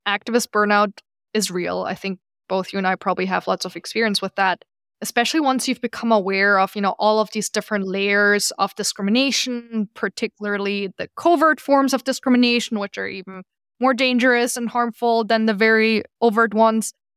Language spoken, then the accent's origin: English; Germany; now in New York, United States; I'm from Germany originally